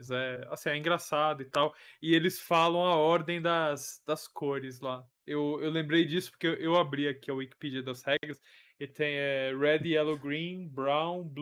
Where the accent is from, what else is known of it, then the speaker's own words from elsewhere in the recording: São Paulo, Brazil; sou de São Paulo.